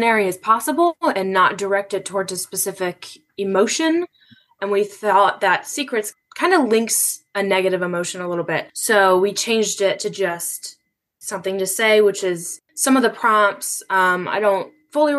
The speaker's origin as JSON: {"language": "English", "town": "Cleveland", "region": "Ohio", "country": "United States", "tie": "born or raised there", "said": "I'm born and raised in Cleveland"}